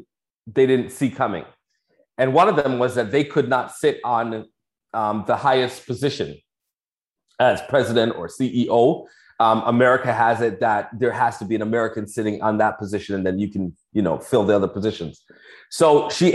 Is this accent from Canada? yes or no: yes; Toronto, Ontario, Canada; moved away as an adult; now in Florida, United States; I'm from Toronto